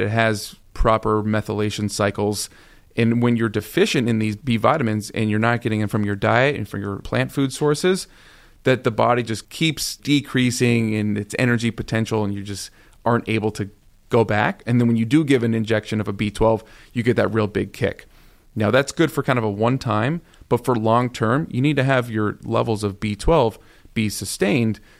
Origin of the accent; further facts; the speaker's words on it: Arizona, United States; moved away; also born or lived in Las Vegas; I'm originally from Arizona, born and raised, sunshine every single day of my life. Lived in Las Vegas for nine years